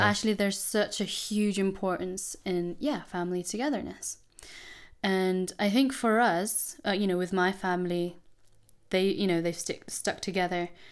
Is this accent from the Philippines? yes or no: yes; Philippines; I'm Filipino